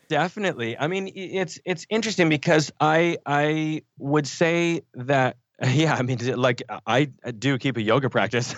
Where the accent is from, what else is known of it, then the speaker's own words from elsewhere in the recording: Canada; we grew up in Canada